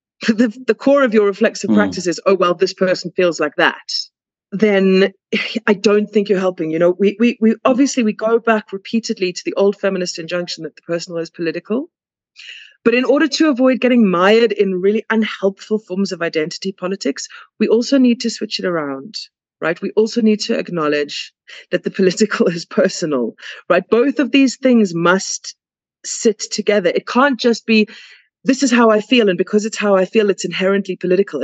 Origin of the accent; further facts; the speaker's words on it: South Africa; because I'm South African